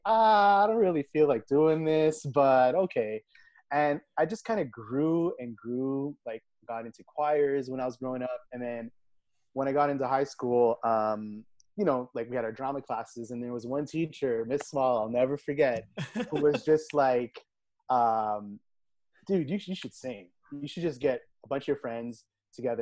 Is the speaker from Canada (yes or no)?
yes; Brossard, Quebec, Canada; also born or lived in Montreal; I grew up just off the island in Brossard